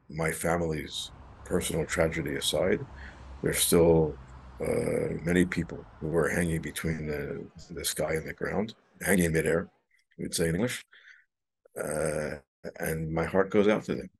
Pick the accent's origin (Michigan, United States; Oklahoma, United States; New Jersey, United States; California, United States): New Jersey, United States; Metuchen; moved away as an adult; now in Israel; I'm from New Jersey